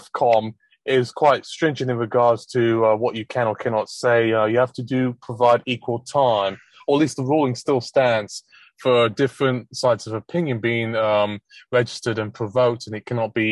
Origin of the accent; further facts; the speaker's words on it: Essex and Hertfordshire, East of England, United Kingdom; I grew up in Essex and Hertfordshire